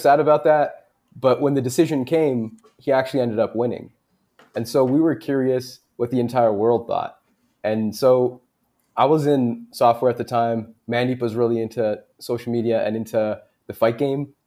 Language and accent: English; Canada; us being Canadian